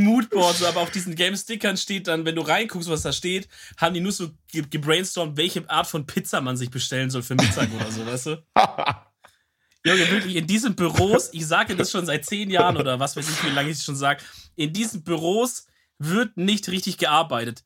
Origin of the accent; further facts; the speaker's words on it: Swabia, Germany; als Schwabe